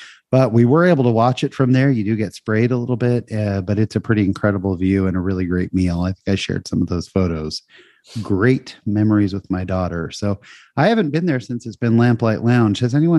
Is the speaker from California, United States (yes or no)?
yes; California, United States; And I grew up in Northern California, up in the Bay Area, eating San Francisco, basically clam chowder in a bread bowl.